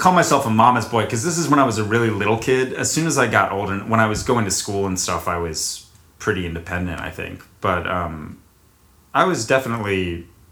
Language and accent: English; Charlotte, North Carolina, United States; I was born at the Presbyterian Hospital in Charlotte, North Carolina, and I lived at the house on Westfield Road until second grade when I moved to 1111 Linganore Place